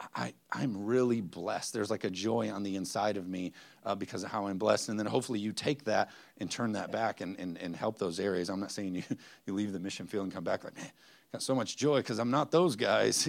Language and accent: English; United States; us as, as American Christians